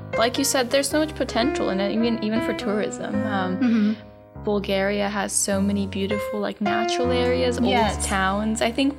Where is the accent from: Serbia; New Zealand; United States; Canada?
Serbia; I'm from Serbia